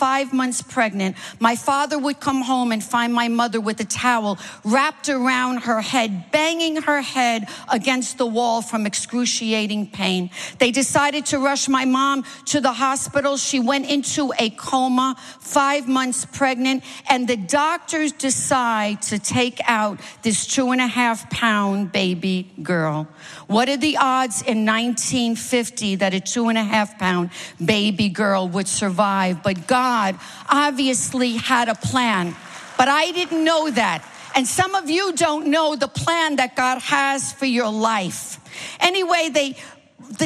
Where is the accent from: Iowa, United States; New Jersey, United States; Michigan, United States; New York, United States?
New York, United States; New York City; I am a Manhattan girl. I grew up in Manhattan